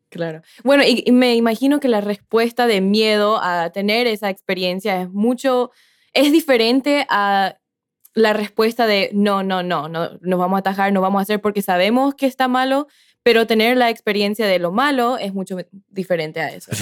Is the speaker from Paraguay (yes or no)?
yes; Paraguay; En mi país, Paraguay